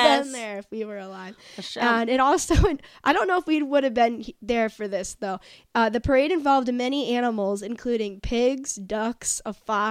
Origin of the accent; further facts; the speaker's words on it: New York, United States; now in Richmond, United States; as a New Yorker